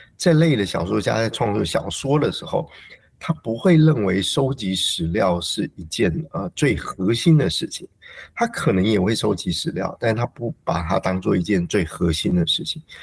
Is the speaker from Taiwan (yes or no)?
yes; Taiwan; 我自己在成长的时候，也就是台湾的社会状况最稳定的一段期间